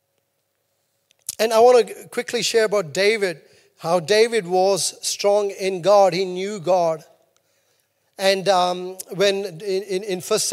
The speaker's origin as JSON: {"language": "English", "country": "India", "moved": "yes", "lives_now": "New Zealand", "said": "I'm Indian."}